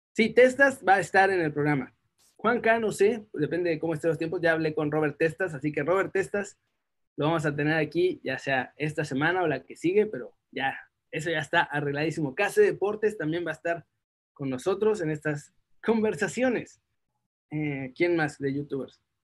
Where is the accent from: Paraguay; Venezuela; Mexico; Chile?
Mexico; moved away; ser mexicano me llena más de orgullo desde que me fui de México